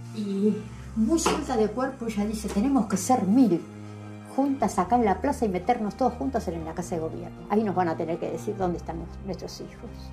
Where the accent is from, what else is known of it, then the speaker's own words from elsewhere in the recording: Argentina; Nosotros, que somos argentinas, vivimos en la Argentina